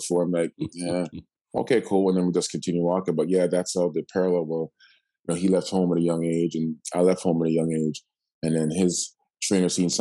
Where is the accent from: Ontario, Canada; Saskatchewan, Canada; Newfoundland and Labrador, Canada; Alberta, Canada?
Ontario, Canada; Toronto; also born or lived in Markham; I grew up in Toronto first, and then my mom was like, we need a bigger house. So like Lansdowne in St. Clair first, and then we went to Scarborough